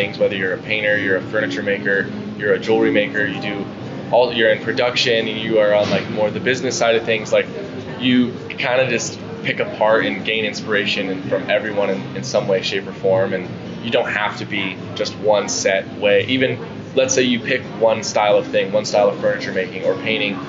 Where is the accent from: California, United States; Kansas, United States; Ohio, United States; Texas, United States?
California, United States; San Diego; I'm born and raised in San Diego, California